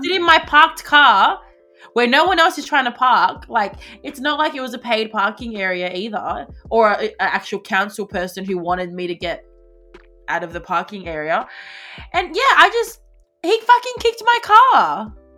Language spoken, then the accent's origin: English; Australia; my nationality is Australian because I was born here